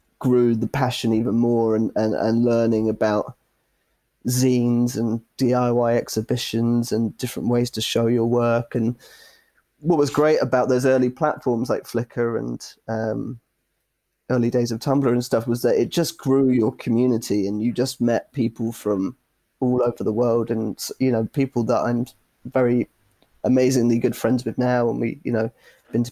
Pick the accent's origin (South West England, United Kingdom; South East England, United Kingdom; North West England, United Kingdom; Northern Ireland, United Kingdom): South West England, United Kingdom; Exeter; moved away; I'm originally from Exeter, down in Devon, southwest coast